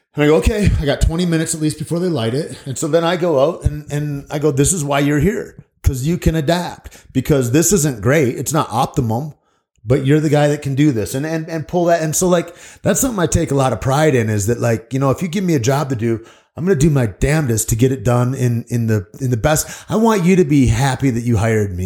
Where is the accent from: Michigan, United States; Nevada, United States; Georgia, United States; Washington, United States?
Michigan, United States; moved away; friends of mine that I grew up in Michigan